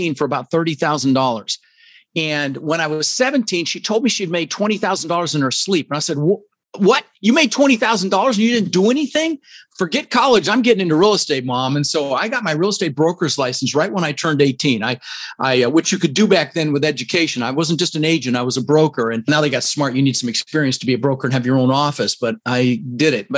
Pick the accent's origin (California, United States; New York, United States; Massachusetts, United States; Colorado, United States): Colorado, United States; Denver; English is a second language; also born or lived in Netherlands; we ended up in Denver, Colorado